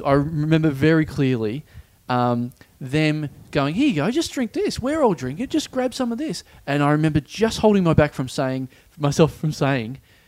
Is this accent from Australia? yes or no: yes; Maryborough, Victoria, Australia; also born or lived in Ballarat; now in Melbourne, Australia; I come from Maribor